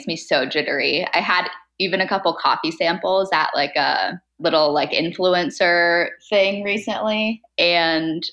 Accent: San Diego, California, United States; also born or lived in Seattle; I grew up in San Diego, which is where I live now still

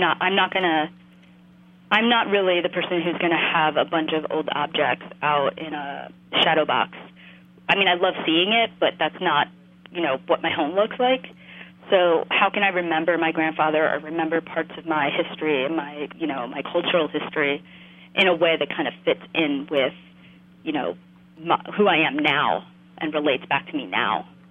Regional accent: West New York, New Jersey, United States; now in Chicago, United States; I grew up in this town called West New York, and despite its name, it's actually in New Jersey

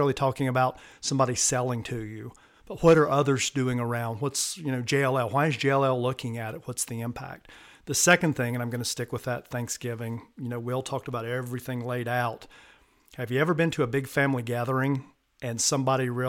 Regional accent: the American South, United States; accent: Southern; I'm from the American South, if you can't tell by the accent

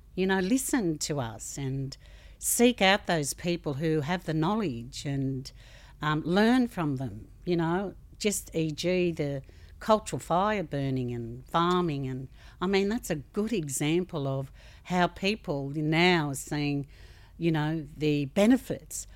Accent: Australia; as an Australian community

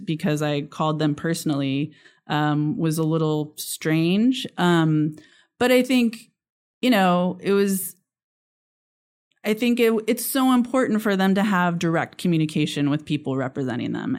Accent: Sonora, California, United States; now in Chatsworth, United States; I actually grew up in Sonora

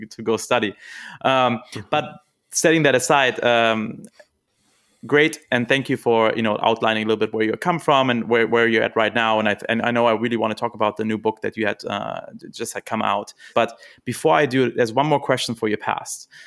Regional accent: Germany; moved away; I'm from Germany originally

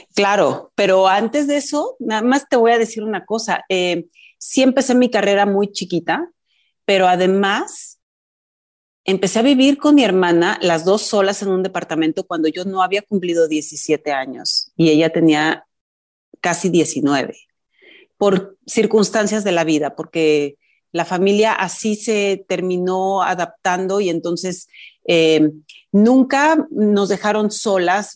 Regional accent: Mexico City, Mexico; mi familia mis hermanos y yo somos chilangos, pero mi familia viene de provincia

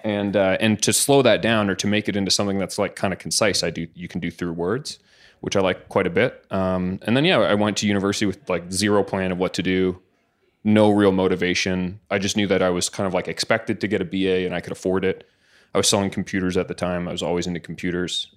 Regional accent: Caledonia, Ontario, Canada; I grew up in a little town called Caledonia

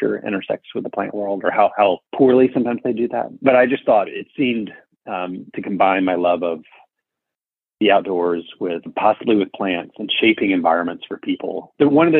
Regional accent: Birmingham, Alabama, United States; now in Arlington, United States; I grew up in Birmingham, Alabama

